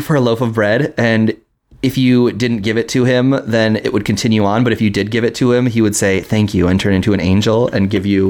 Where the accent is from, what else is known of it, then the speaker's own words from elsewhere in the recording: Minneapolis, Minnesota, United States; I grew up in Minneapolis.